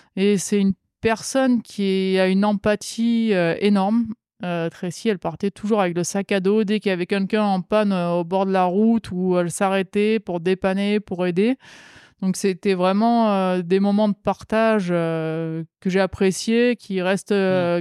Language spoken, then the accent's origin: French; the South, southern France, France; En tant que sudiste